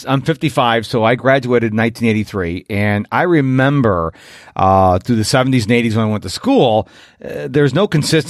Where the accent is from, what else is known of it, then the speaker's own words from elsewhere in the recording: Rochester, New York, United States; I was from Rochester, New York